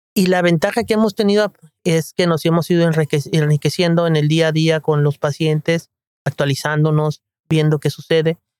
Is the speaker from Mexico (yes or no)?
yes; Guadalajara, Jalisco, Mexico; also born or lived in Mexico City; a la edad de nueve años eh, nos trasladamos a la ciudad de Guadalajara